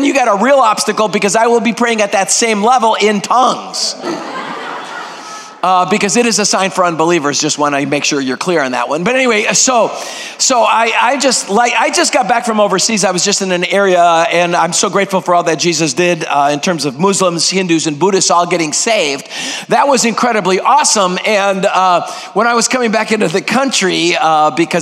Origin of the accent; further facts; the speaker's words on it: Greece; first language Greek; English is a second language; now in United States; I am 100% purebred Greek. Greek is my first language